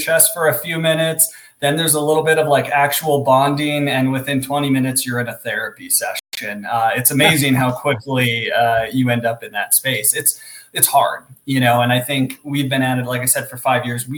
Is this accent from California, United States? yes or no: no; Alaska, United States; I'm originally from Alaska. So grew up on the right on the Bering Sea at the top of the Aleutian Chain